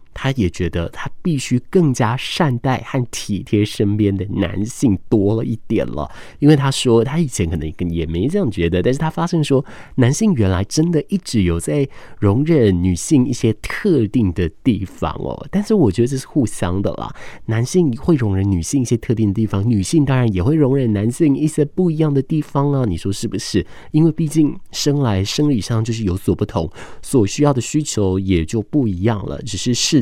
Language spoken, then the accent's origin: Chinese; Taiwan; 我也安全地在这个岛屿上面长大